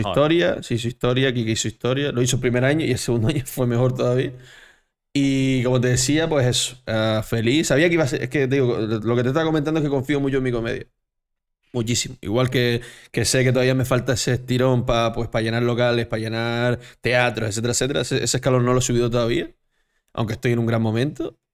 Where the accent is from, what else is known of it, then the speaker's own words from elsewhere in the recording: Canary Islands, Spain; yo soy canario